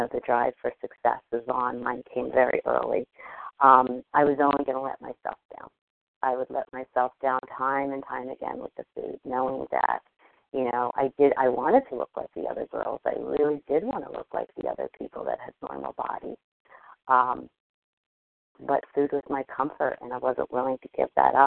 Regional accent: New Jersey, United States; I'm from New Jersey.

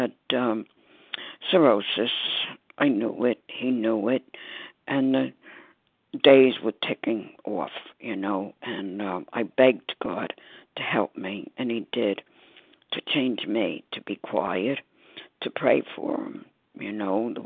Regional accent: New York City, New York, United States; I'm from Staten Island, New York

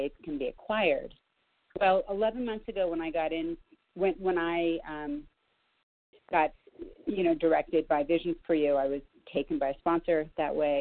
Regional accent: Los Angeles, California, United States; I grew up in Los Angeles

